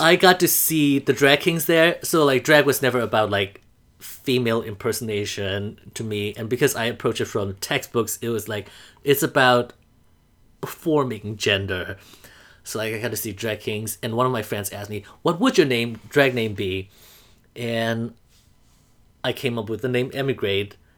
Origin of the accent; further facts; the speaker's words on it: Mandalay, Mandalay Region, Myanmar; moved away as an adult; also born or lived in Iowa / Indiana; now in New York, United States; I am from Mandalay, Burma.